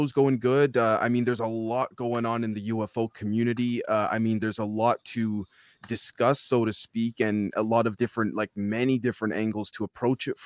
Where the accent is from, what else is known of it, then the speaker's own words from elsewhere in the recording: Toronto, Ontario, Canada; now in Manitoba, Canada; I was born and raised in Toronto. Right now I'm based out of Manitoba